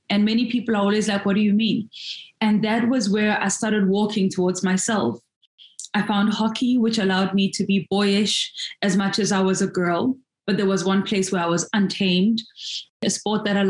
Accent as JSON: {"language": "English", "town": "Soweto", "region": "Gauteng", "country": "South Africa", "tie": "born or raised there", "said": "I grew up in Soweto"}